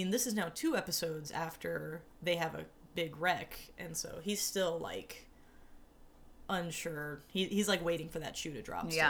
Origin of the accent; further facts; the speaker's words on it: Alabama, United States; I'm from Alabama.